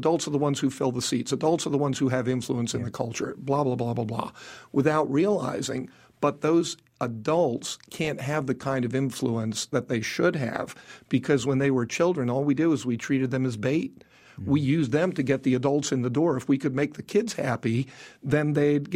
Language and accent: English; New York City, New York, United States; I was born in New York City